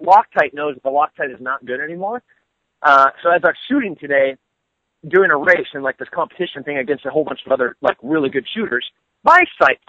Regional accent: United States; I'm an American

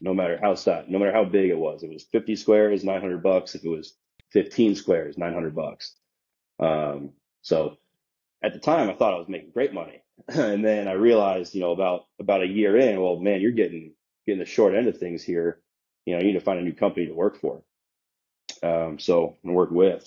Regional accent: Omaha, Nebraska, United States; moved away as an adult; also born or lived in Des Moines, Iowa / Kansas City; I grew up in Omaha, Nebraska, right? So I spent you know 22 ish years there.

